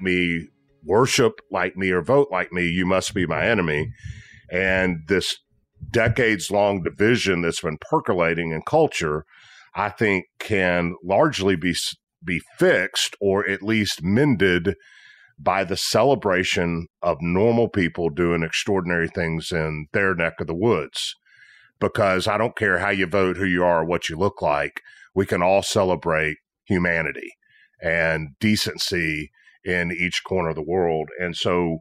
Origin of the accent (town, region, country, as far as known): Tennessee, United States